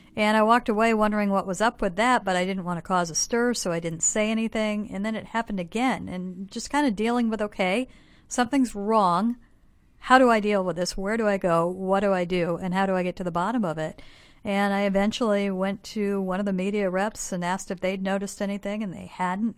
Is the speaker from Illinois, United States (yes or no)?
yes; Bloomington, Illinois, United States; moved away as an adult; now in Seattle, United States; I'm from Bloomington Normal